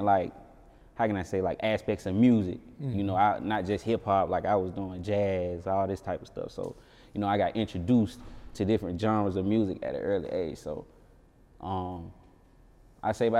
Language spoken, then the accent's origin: English; Atlanta, Georgia, United States; I'm from Bankhead, the West Side